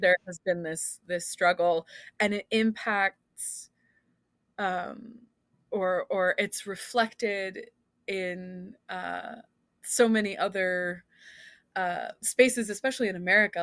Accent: Philadelphia, Pennsylvania, United States; accent: Philly; also born or lived in Scotland; I was getting made fun of by Scott's people for my accent, um, because every once in a while, I would say "wooter" instead of "water," which is, like, a Philly area thing

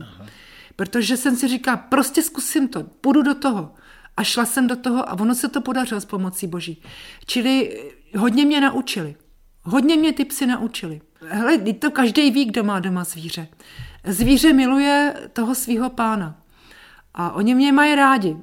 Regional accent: Czechia; also born or lived in Zbraslav / Dobrá Voda, Šumava; Já jsem Čech jak poleno.

